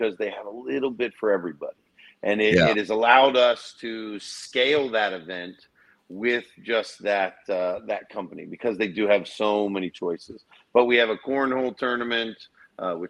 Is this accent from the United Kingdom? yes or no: no; Erie, Pennsylvania, United States; being from Erie, Pennsylvania myself, I am a part